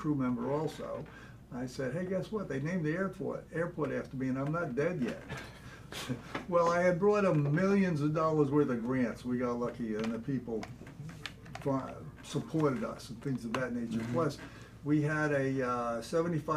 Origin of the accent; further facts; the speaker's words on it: South Shore of Long Island, New York, United States; moved away as an adult; now in Oak Island, United States; I'm from the South Shore of Long Island.